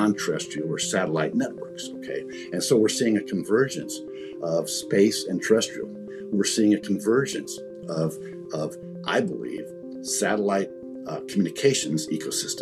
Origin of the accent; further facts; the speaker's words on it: Indiana, United States; I'm just a rural kid from the Midwest. I grew up in Indiana